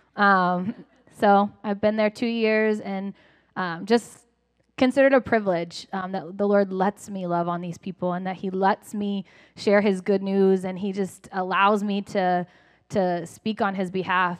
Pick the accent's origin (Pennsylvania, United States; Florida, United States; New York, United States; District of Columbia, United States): Florida, United States; Lakeland; moved away; I grew up here in Lakeland